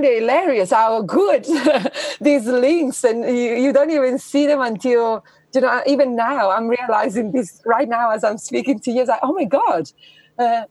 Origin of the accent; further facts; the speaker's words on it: Italy; I was born in Italy, which is the quintessential, you know, Catholic country